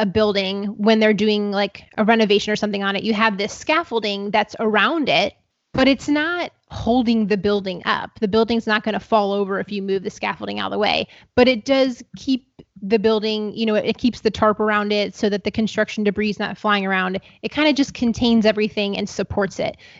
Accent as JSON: {"language": "English", "region": "Ohio", "country": "United States", "said": "where I'm from Ohio"}